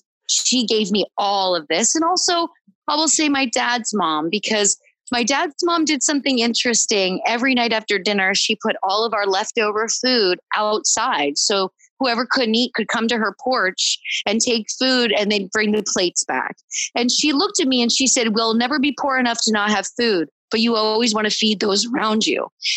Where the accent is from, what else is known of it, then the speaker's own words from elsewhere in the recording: Pennsylvania, United States; moved away; growing up in Pennsylvania, you know, we took in a deer every year